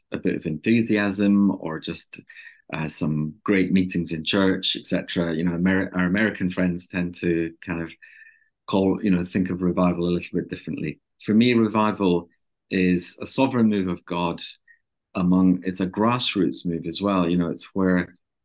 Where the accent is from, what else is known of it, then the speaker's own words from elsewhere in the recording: Inner Hebrides, Scotland, United Kingdom; now in Loughton, United Kingdom; I'm from Scotland originally. I'm actually from the Hebrides originally, from the Inner Hebrides.